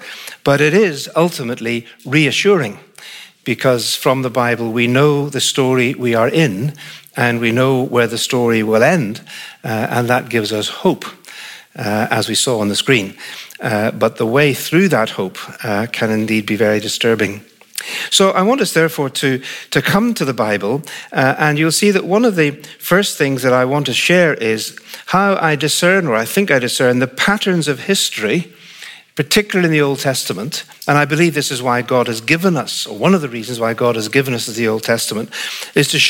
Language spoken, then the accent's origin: English; Northern Ireland, United Kingdom; accent: Northern Irish; the accent comes from Northern Ireland. So I'm Northern Irish, not English, but British